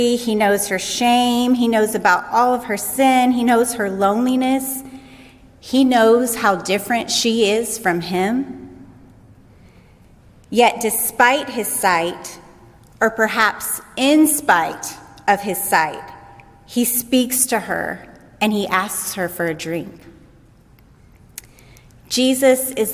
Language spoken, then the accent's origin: English; United States; As an American woman